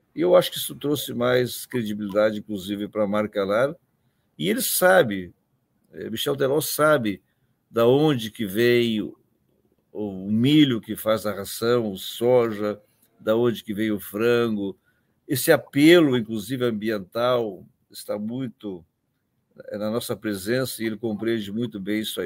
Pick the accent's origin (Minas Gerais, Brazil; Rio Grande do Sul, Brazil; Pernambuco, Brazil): Rio Grande do Sul, Brazil; Campanha region; Mesmo Rio Grande do Sul, aquela região onde eu nasci, que tenho lá meus irmãos, chamada região da Campanha